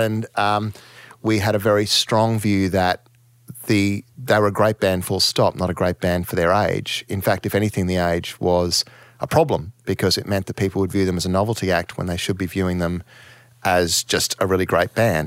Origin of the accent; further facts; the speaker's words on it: Townsville, Queensland, Australia; moved away; I was raised in Townsville in the, you know, in the seventies and, and early eighties